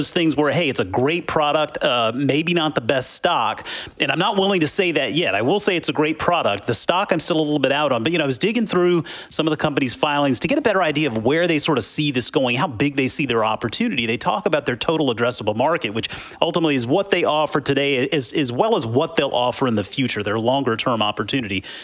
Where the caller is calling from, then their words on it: Jacksonville, Florida, United States; I'm from Jacksonville, Florida.